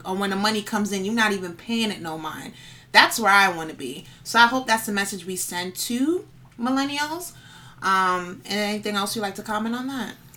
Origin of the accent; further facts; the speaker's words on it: New York City, New York, United States; I'm from the Bronx, born and raised.